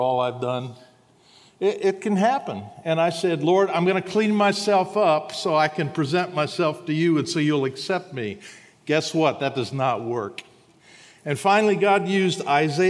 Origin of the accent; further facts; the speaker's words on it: Huntsville, Alabama, United States; I'm from Huntsville, Alabama